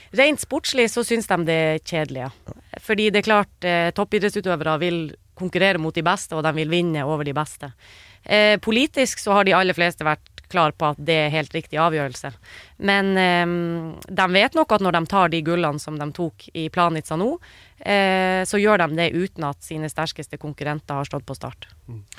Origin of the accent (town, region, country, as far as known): Norway